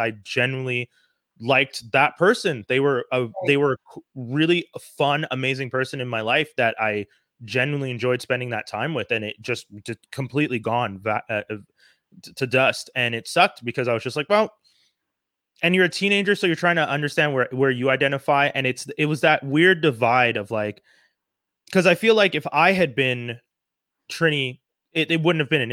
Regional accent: Montreal, Quebec, Canada; I grew up in Montreal. I grew up in Côte d'Neige

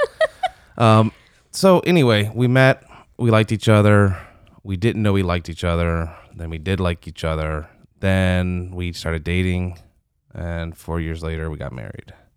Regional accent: Michigan, United States; also born or lived in Steubenville, Ohio; now in Louisiana, United States; I was born in Michigan

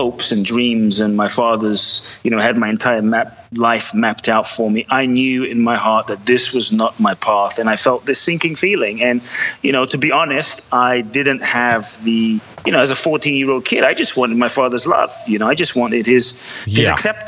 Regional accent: London, United Kingdom; also born or lived in Ghana; now in United States; I was born in Ghana, West Africa. My father's from Ghana. My mother is Japanese, but I grew up in London

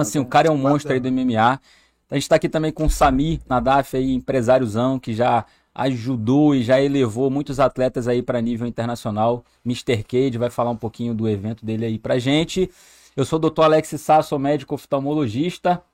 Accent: Rio de Janeiro, Brazil; moved away as an adult; now in Amazonas, Brazil; sou carioca, sou do Rio de Janeiro

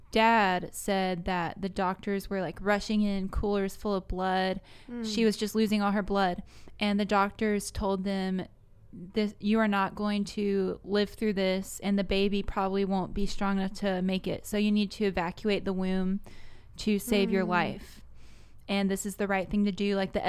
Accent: New York, United States; Oh, yeah. Yeah, I'm a New Yorker. Can't you tell from my accent? Can't you tell?

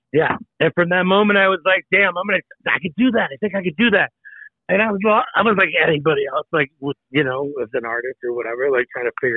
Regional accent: Tracy, California, United States; moved away as an adult; also born or lived in Hawaii / Chicago / Los Angeles / New York City; now in Aspen, United States; I was born in Tracy, California. What's up, 95376? That's my, San Joaquin Valley

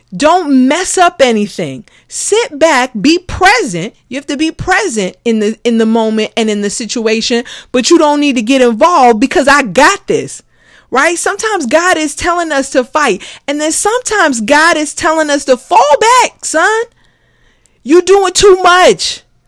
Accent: New York City, New York, United States; As a kid growing up in the Bronx

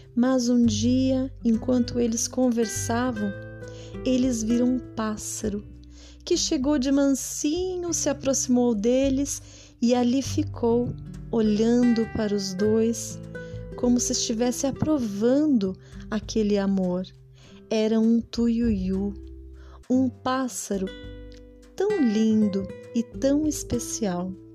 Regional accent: Brazil; nós somos brasileiros

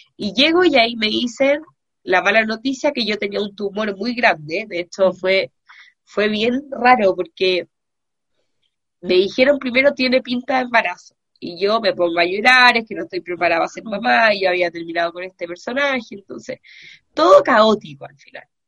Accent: Chile; yo soy psicóloga y soy chilena también

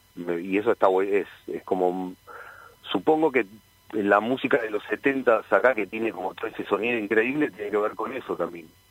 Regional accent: Hurlingham, Buenos Aires Province, Argentina; moved away as an adult; yo soy de Hurlingham, de, viví ahí desde los nueve años hasta los 25

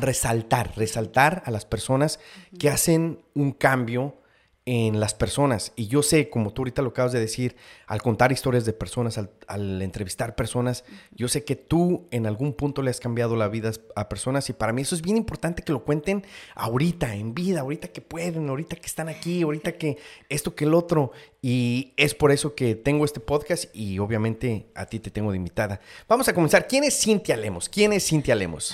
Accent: Mexico; now in United States; yo nazco en México

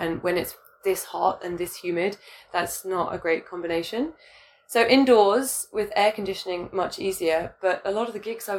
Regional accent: United Kingdom; now in Hong Kong; British me, I'm still British, but like the girl that was living in the UK before moving to Hong Kong

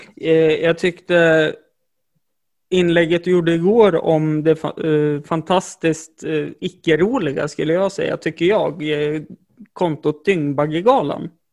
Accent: Jämtland, Sweden; jag är jämtlänning

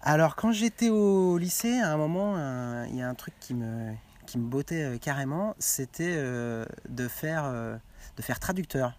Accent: Quevillon, Normandy, France; mon bled de Quevillon

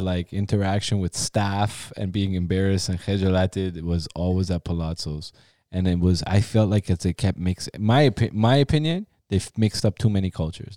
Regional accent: Toronto, Ontario, Canada; also born or lived in Iran; me growing up in Toronto, there was, like, we grew up in Forest Manor

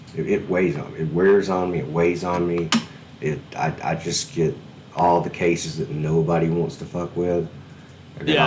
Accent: Alabama, United States; moved away; I'm from Alabama originally

